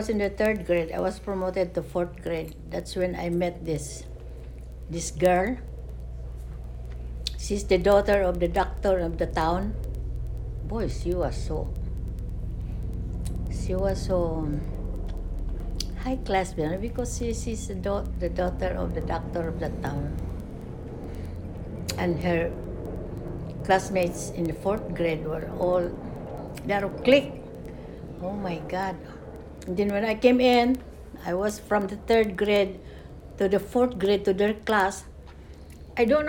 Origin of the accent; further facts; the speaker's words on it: Misamis Occidental, Northern Mindanao, Philippines; moved away; In Misamis Occidental. That's where my father's family was.